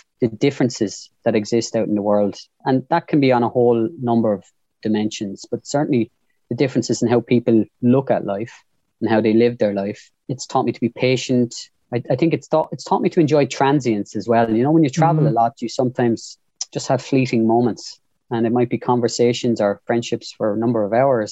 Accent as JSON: {"language": "English", "town": "Waterford", "region": "Munster", "country": "Ireland", "tie": "born or raised there", "said": "born in the same place you were, Mark, Lismore Park. And then I was a Waterford man. Then I was Irish"}